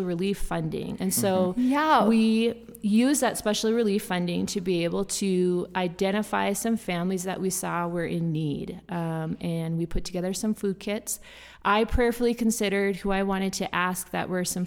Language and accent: English; Fargo, North Dakota, United States; moved away as an adult; I'm from Fargo, North Dakota